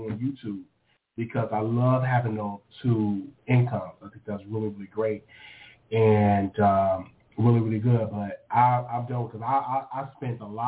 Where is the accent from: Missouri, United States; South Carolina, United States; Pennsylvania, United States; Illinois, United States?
Illinois, United States; Chicago; now in Texas, United States; I'm from Chicago